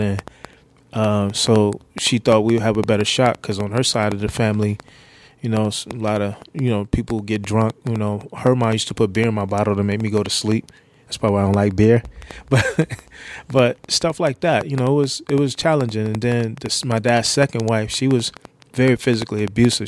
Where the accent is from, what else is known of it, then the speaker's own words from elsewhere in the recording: New York, United States; i grew up in New York